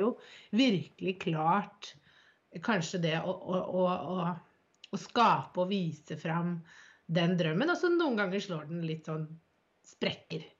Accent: Bærum, Akershus, Norway; now in Drammen, Norway; der hvor jeg er fra, jeg er fra Bærum

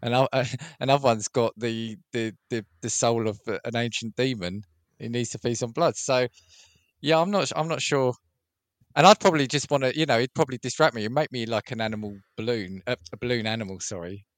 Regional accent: United Kingdom; as a Brit

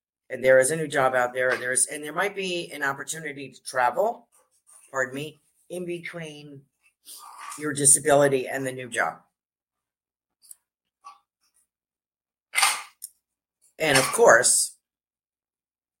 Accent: New York, United States; I'm a New Yorker

